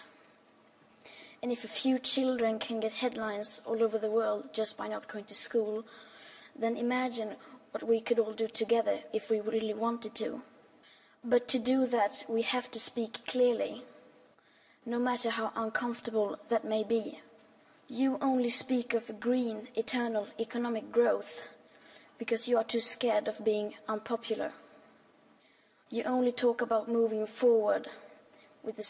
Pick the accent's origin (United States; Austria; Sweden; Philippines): Sweden; I am 15 years old and I'm from Sweden.